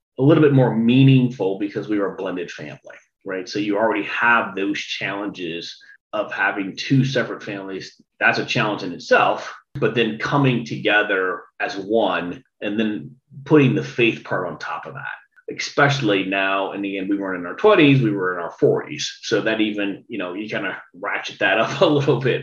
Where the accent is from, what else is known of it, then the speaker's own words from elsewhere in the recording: Chicago, Illinois, United States; now in Carmel, United States; growing up in the Chicago area